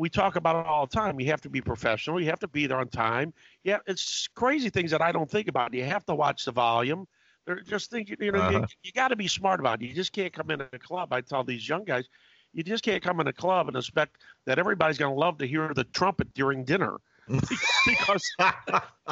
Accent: Columbia, Missouri, United States; also born or lived in St. Louis; my hometown in Columbia, Missouri

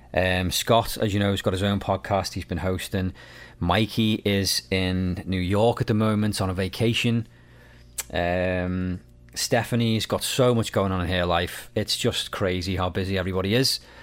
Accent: Liverpool, North West England, United Kingdom; now in Nova Scotia, Canada; I'm from the U K, I'm from Liverpool, um, but I'm actually in Nova Scotia, Canada

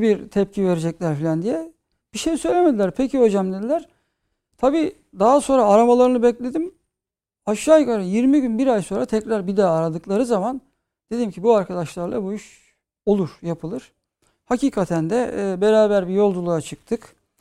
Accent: İzmir, Turkey; çocukluğum İzmir'de geçti

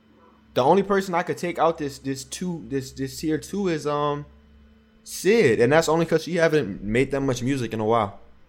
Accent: New Orleans, Louisiana, United States; I'm from New Orleans

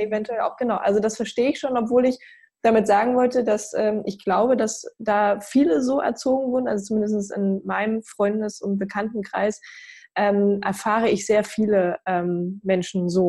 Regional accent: East Germany, Germany; Ich komme selber ja auch aus dem sogenannten Osten, bin 89 geboren und ich werde immer wieder auch äh, als Ossi

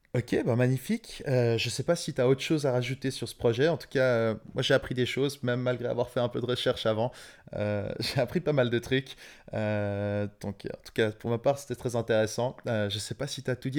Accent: Switzerland; je suis suisse donc pas européen

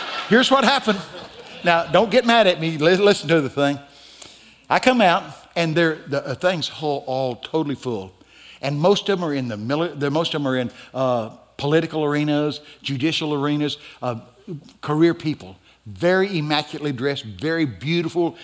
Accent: the South, United States; I'm from the South

